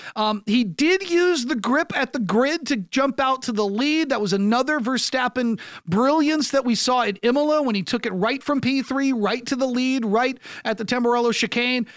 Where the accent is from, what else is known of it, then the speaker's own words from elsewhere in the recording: United States; I'm an American sports talk show host